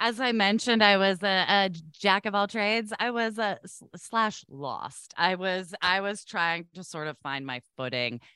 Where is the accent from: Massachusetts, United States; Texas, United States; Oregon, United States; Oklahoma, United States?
Oregon, United States; I grew up in Oregon